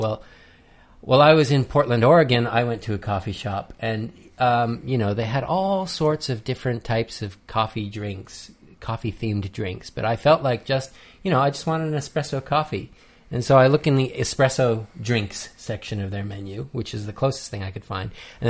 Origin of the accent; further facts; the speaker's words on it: Canada; I'm Canadian.